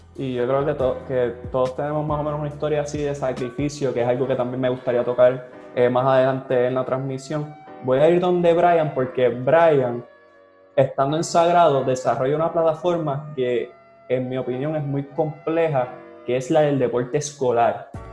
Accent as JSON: {"language": "Spanish", "town": "Trujillo Alto", "country": "Puerto Rico", "said": "yo soy de Trujillo Alto, Puerto Rico, pero yo muchas veces digo que soy de Caguas"}